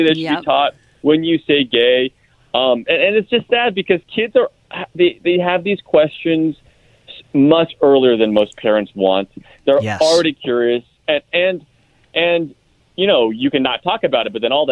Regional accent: the Bay Area, California, United States; I grew up in the Bay Area

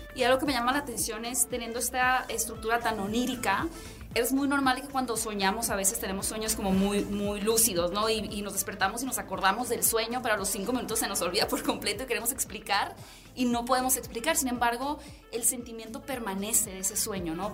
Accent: Mexico; como mexicanos

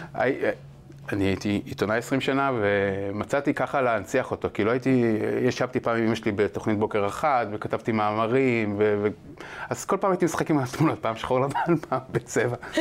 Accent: Ramat Efal, Tel Aviv District, Israel; גדלתי ברמת אפעל

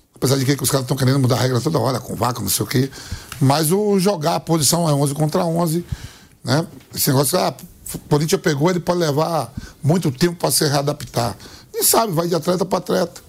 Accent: Nazaré, Bahia, Brazil; eu sou de Nazaré

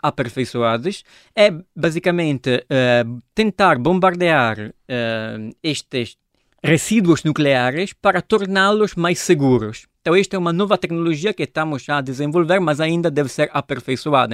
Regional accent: Italy; Portuguese is a second language; moved away as an adult; also born or lived in Genoa, Italy; now in Lisbon, Portugal; sou italiano

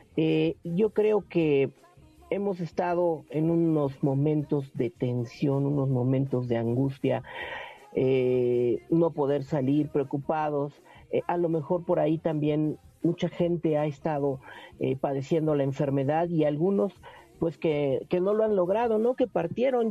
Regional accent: Mexico; nosotros como mexicanos

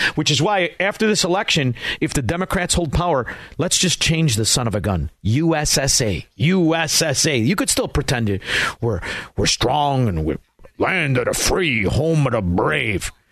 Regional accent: Melrose Park, Illinois, United States; I'm from Melrose Park

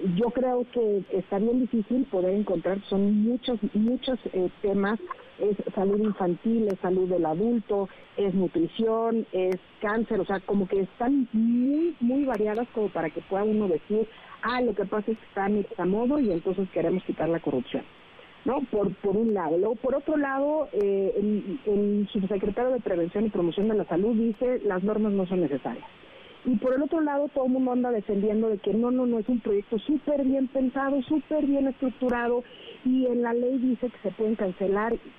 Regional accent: Mexico; nosotros como mexicanos

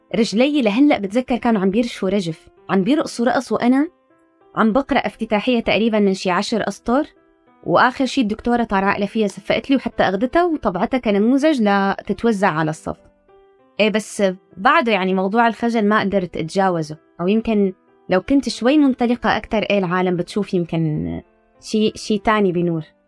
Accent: Damascus, Damascus Governorate, Syria; moved away as an adult; also born or lived in Istanbul, Turkey; now in London, United Kingdom; ولدت بدمشق بس جدي طلع من 48

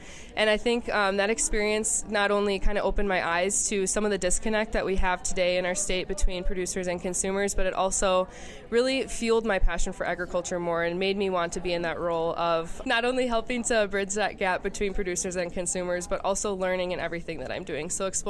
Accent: Racine County, Wisconsin, United States; also born or lived in Milwaukee County / Madison, Wisconsin; I grew up in Racine County. I go to UW-Madison.

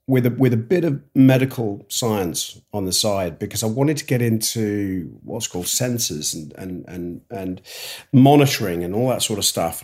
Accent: Yorkshire and the Humber, United Kingdom; moved away; also born or lived in Kent; I grew up in the north of England and then we s, m, my father was an engineer and he took him down, took him down south. So I ended up coming right away down south from, from Yorkshire, uh, right the way down to, to Kent

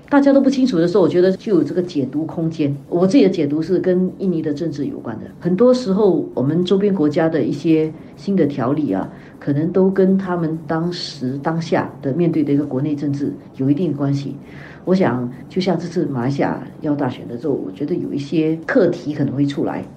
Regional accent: Singapore; 我们新加坡人

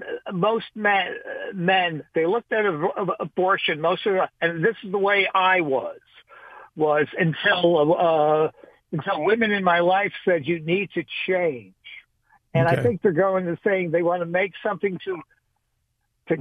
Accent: New York City, New York, United States; moved away; I'm originally from New York City.

